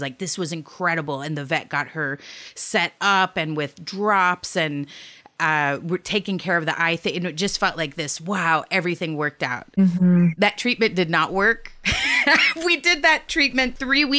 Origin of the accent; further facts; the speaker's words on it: Texas, United States; I'm from Texas. Like, I was raised by Stanley House.